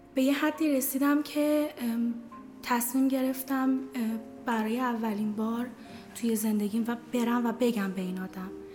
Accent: Ahvaz, Khuzestan, Iran; now in Tehran, Iran; من توی اهواز بزرگ شدم

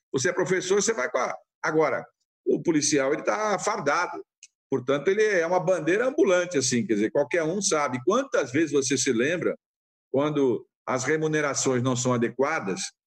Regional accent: São Paulo, Brazil; a gente vem de São Paulo

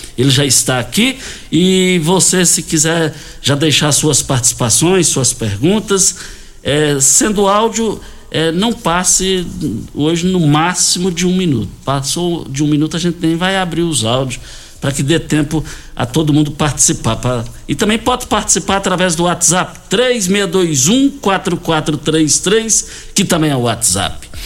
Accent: Douradinho, near Itumbiara, Goiás, Brazil; Saudade ali do quilômetro 6, saída para Itumbiara, onde nós nascemos ali, na, no Douradinho. De lá fomos ali para Laje

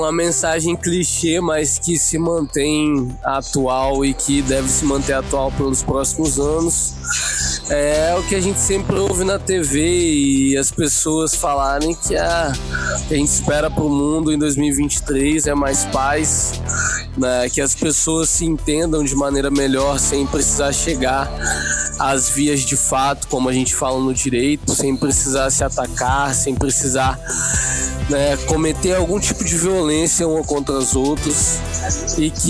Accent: Espírito Santo, Brazil; Visto que, desculpa aí, mas eu moro perto da praia. É, ele é Sou capixaba.

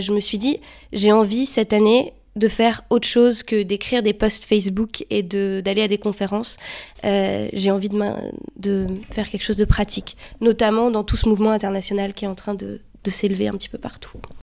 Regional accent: France; moved away as an adult; now in Brussels, Belgium; je suis française. J'habite à Bruxelles depuis deux ans et demi.

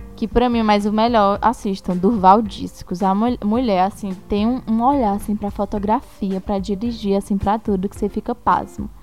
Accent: Itaúna?, Ceará, Brazil; na minha cidade, por exemplo, até hoje não tem. Que é, eu sou de Itauá, no Ceará

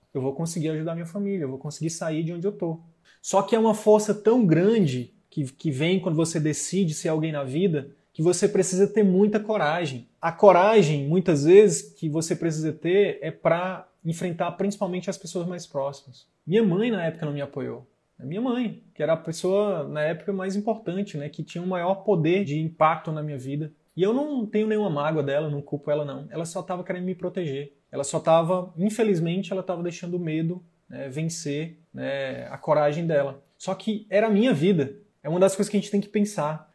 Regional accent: Piauí, Brazil; sou piauiense

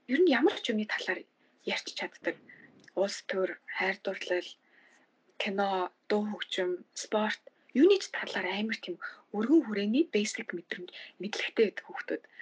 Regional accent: Mongolia; now in Boston, United States; ямар азар би Монгол хүн болж төрсөн бэ

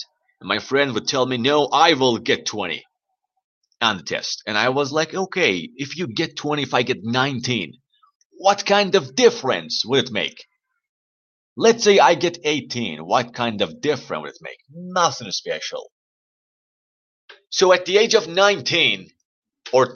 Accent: Iran; English is a second language; my country, Iran

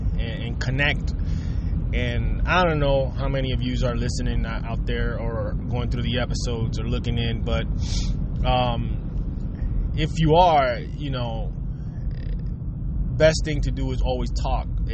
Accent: Puerto Rico; growing up, I grew up in Puerto Rico

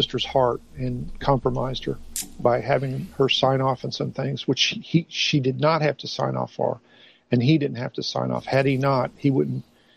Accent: Tornado Alley, United States; I'm from Tornado Alley

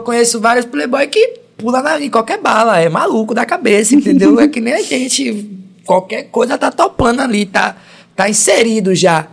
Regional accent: Brazil; eu sou da Estrada Velha

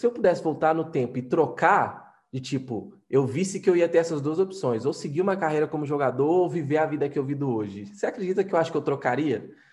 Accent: Minas Gerais, Brazil; eu, como mineiro, né, mineiro é muito desconfiado por natureza

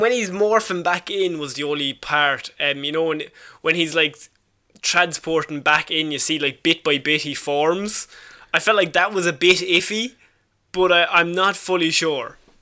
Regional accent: Ireland

